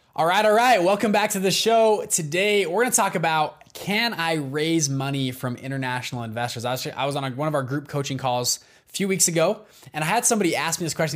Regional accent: Salt Lake City, Utah, United States; I'm from Salt Lake City, Utah

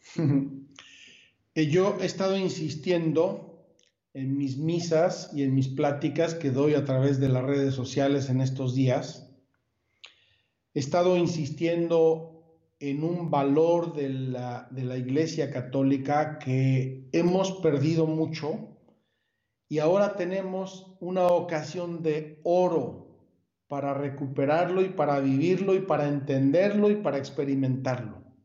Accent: Puebla, Mexico; moved away as an adult; also born or lived in Jerusalem; now in Magdala, Israel; soy de Puebla originalmente

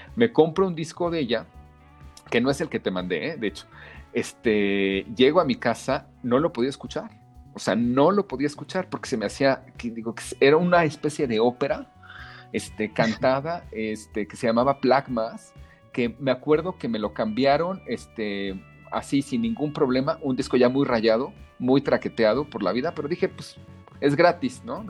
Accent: Mexico; de niño en México

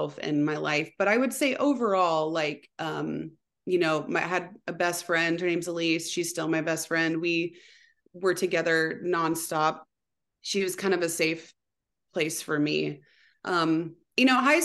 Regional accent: Anderson, United States; I grew up in Anderson

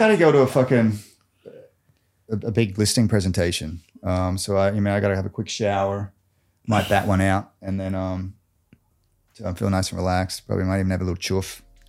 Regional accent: Gold Coast, Queensland, Australia; I mean, if you didn't know, I'm Aussie. This whole accent thing is fucking fake. I'm from Queensland, the Goldie.

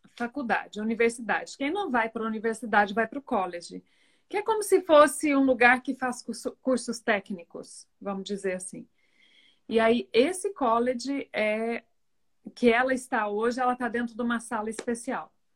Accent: Minas Gerais, Brazil; moved away as an adult; also born or lived in Rio de Janeiro / Porto Alegre; eu sou de Minas Gerais, nós voltamos para Minas Gerais

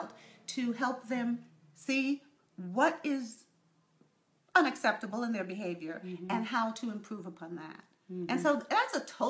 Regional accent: New York, United States; I was raised in New York

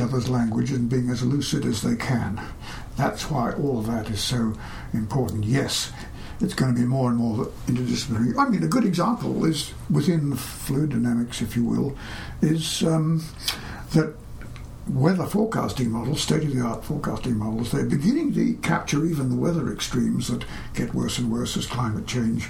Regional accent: Australia; when I was little, this was in Australia

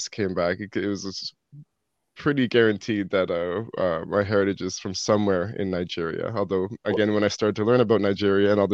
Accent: Toronto, Ontario, Canada; now in New Brunswick, Canada; I grew up in Toronto

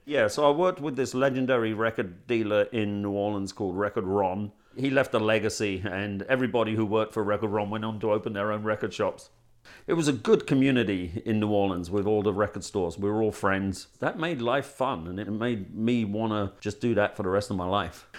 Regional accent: London, United Kingdom; moved away as an adult; now in Bastrop, United States

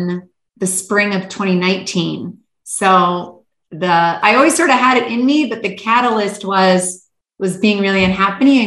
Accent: Canada; moved away as an adult; also born or lived in Hawaii / Manhattan / Istanbul, Turkey / Los Angeles; born and raised in Canada.

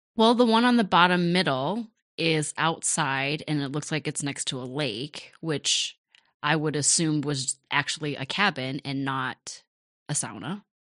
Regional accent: Rochester, United States; also born or lived in Cambodia (parents' origin); My folks moved to Rochester from Cambodia. We were the first Cambodian family in Rochester

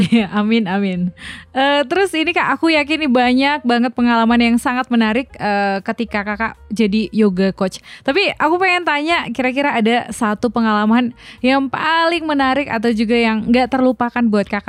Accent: West Nusa Tenggara, Indonesia; orang saya dari Lombok.

